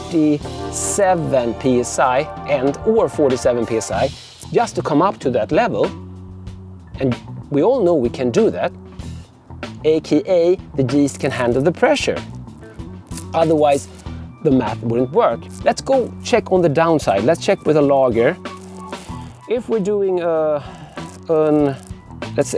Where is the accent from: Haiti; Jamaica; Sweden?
Sweden; coming from Sweden.